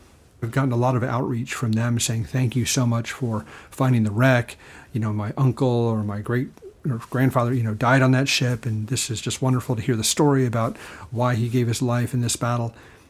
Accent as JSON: {"language": "English", "region": "Texas", "country": "United States", "said": "Oh, well, I think there's something to being a Texan."}